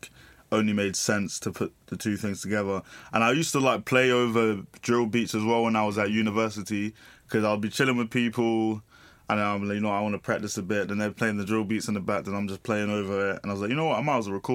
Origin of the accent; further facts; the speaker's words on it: London, United Kingdom; 21 years old, from Bermondsey